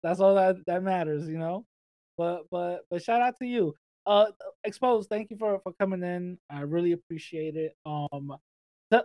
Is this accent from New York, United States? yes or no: yes; New York City, New York, United States; growing up in the Bronx